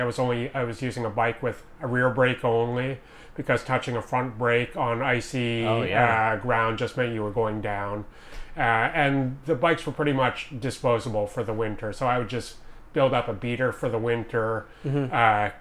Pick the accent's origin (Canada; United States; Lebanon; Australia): Canada; Montreal, Quebec; now in Vancouver, Canada; originally I'm from Montreal